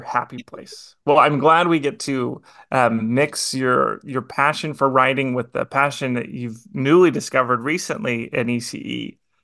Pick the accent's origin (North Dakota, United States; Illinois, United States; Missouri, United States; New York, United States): Missouri, United States; Kansas City; me growing up in Kansas City, um, as a kind of part-time Chiefs fan, because it's where I grew up